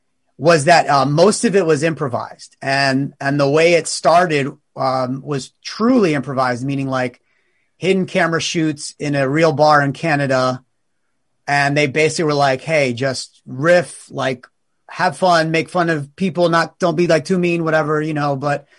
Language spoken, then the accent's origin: English; East Coast, United States; also born or lived in New York City; now in Los Angeles, United States; I've been in LA, I think maybe 6 years. So I'm originally from the East Coast, but I was in New York City before I moved here.